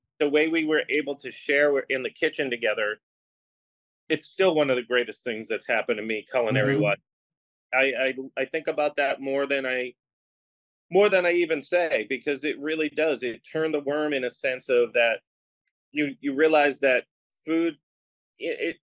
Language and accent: English; Boston, Massachusetts, United States; moved away; also born or lived in Los Angeles; on the East Coast, where I grew up in Boston